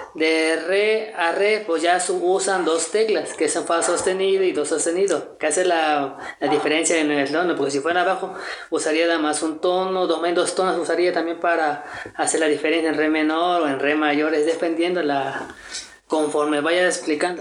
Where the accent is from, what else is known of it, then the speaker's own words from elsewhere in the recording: Veracruz, Mexico; now in Cholula, Mexico; soy originario de Veracruz, del mero puerto